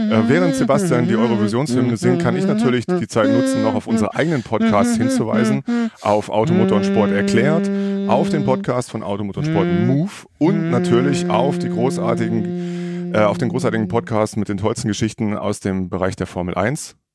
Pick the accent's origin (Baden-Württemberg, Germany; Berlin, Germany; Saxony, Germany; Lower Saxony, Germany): Baden-Württemberg, Germany; bin allerdings groß geworden nahe Franken, wenn man so will, im Neckar-Odenwald-Kreis, kurz bevor sich Baden-Württemberg in zur einen Seite Richtung Franken auflöst